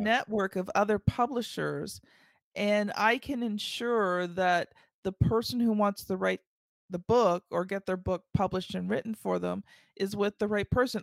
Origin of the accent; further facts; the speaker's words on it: Canada; I'm Canadian